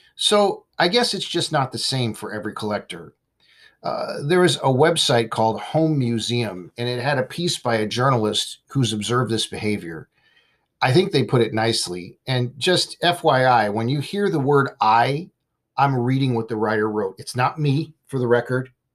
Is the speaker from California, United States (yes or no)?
yes; Simi Valley, California, United States; my hometown in Simi Valley, California